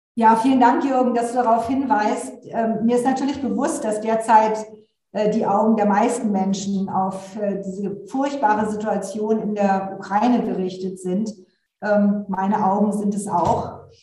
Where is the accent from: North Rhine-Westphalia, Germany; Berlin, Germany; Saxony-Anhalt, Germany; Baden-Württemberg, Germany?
Berlin, Germany; ich bin in Berlin, ich komme auch aus Berlin, bin hier aufgewachsen